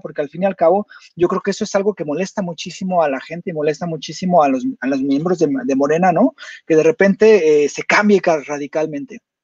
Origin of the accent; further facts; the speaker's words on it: Jalisco, Mexico; yo soy de Jalisco